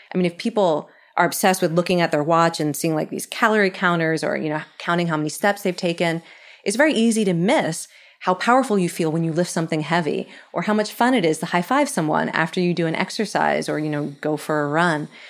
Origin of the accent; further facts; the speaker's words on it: Philadelphia, Pennsylvania, United States; I'm from Philly